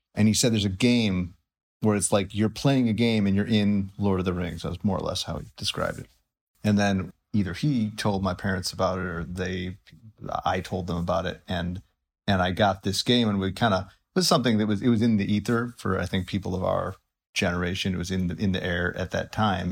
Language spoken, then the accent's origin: English; Highland Park, Illinois, United States; moved away; I grew up in, uh, most of my childhood in, uh, Highland Park, Illinois